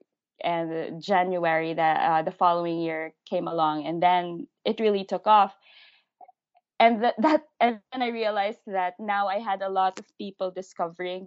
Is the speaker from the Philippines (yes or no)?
yes; Philippines; first language English; I'm a Filipino living in the Philippines